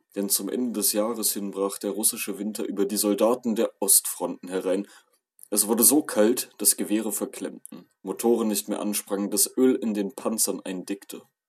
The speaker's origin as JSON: {"language": "German", "country": "Germany", "said": "als Deutscher"}